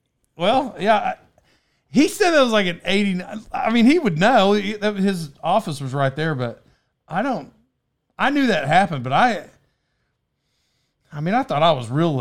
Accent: Locust Grove, Oklahoma, United States; Growing up in Locust Grove, my dad worked in the industrial park in like Pryor, Oklahoma.

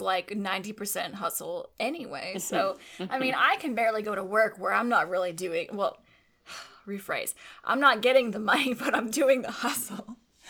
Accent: Texas, United States; I'm from Texas.

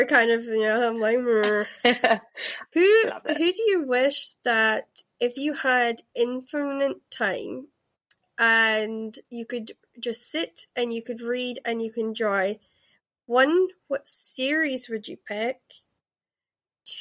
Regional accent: Scotland, United Kingdom; also born or lived in Los Angeles, United States; I am Scottish, but I spent some time

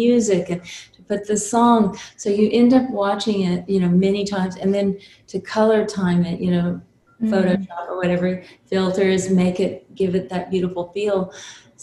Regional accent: South Texas, United States; I grew up in South Texas, and we had, it's a very little tiny town.

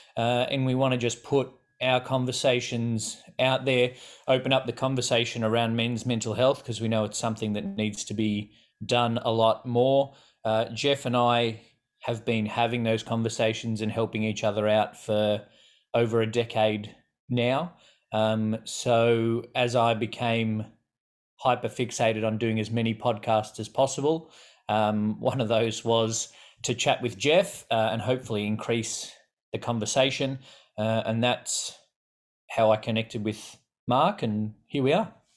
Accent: Australia; accent: Australian; people will think we're English because of our accent and but then they'll a lot of people guess South African before they guess Australian

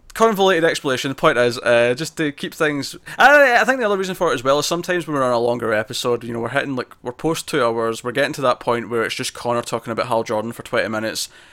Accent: Scotland, United Kingdom; I'm Scottish

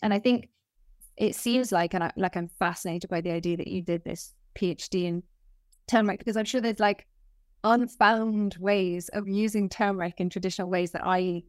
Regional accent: Nepal; We grew up in Nepal for part of my life. And then we also went to India a few times.

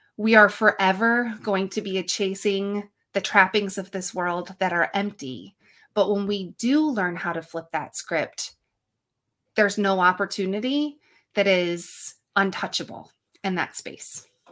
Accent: upstate New York, United States; I am from good old upstate New York where it's snowy and blowy this time of year

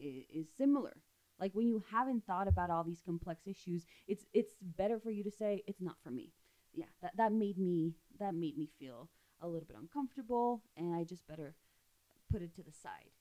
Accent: Ciudad Juárez, Chihuahua, Mexico; I grew up in Juarez

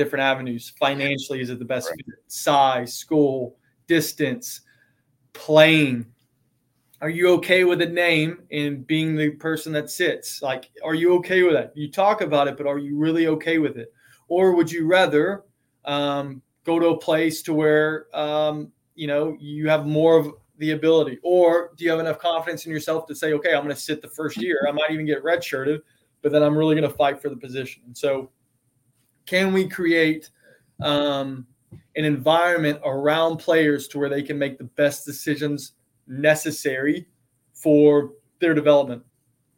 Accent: East Texas, United States; moved away; I grew up in East Texas

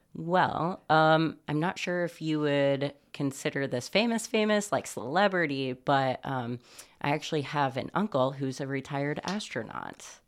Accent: Bloomington, Indiana, United States; also born or lived in Brownsburg, Indiana; now in Muncie, United States; I was born in Bloomington, Indiana, in the hills of southern Indiana

